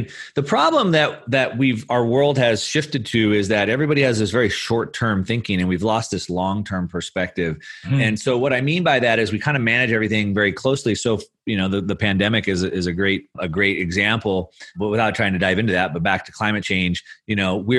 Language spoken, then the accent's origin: English; California, United States; also born or lived in San Clemente; I am from California. I can't seem to leave the beach and the surf here. Plus, all my family's here.